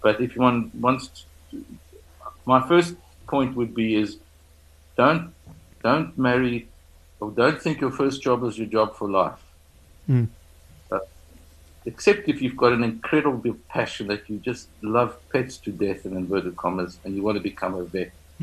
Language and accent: English; South Africa; a South African or somebody or a person who's grown up in Africa across the continent